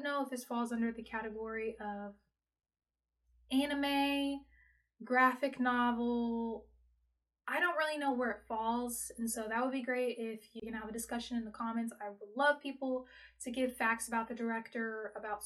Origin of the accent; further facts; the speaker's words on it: United States; So I am very American, and a Black American experience is the only sort of culture that I have